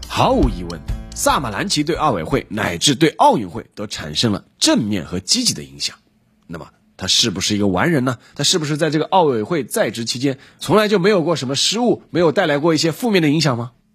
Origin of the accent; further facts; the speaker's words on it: China; 成为我们中国人民的老朋友了